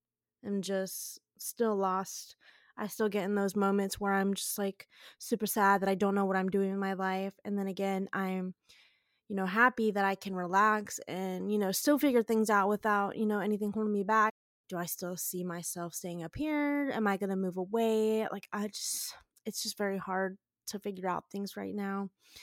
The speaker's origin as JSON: {"language": "English", "region": "the South", "country": "United States", "tie": "born or raised there", "said": "I grew up down in the South, went to school down in the South, literally lived out by the beach and everything."}